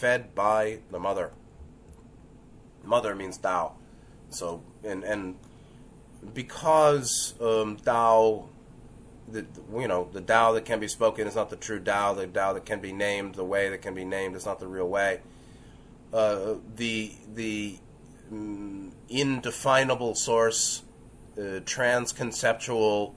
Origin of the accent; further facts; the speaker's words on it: New York City, New York, United States; growing up in New York City